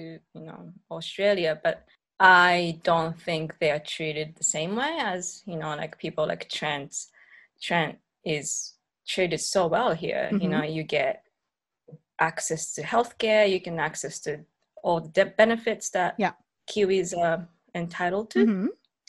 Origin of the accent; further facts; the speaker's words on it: Sendai, Miyagi, Japan; now in New Zealand; I'm originally from Sendai